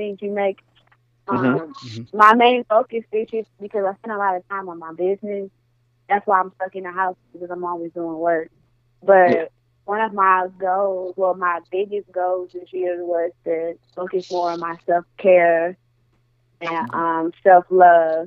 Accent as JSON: {"language": "English", "town": "Milwaukee", "region": "Wisconsin", "country": "United States", "moved": "yes", "lives_now": "Atlanta, United States", "said": "I'm from Milwaukee, Wisconsin."}